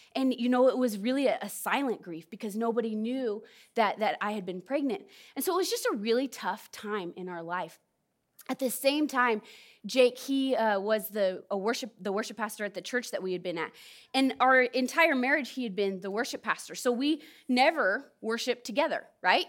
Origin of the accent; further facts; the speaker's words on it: California, United States; moved away; also born or lived in Southern Oregon; I'm from Southern Oregon. Not originally, I'm from California, but I've lived in Southern Oregon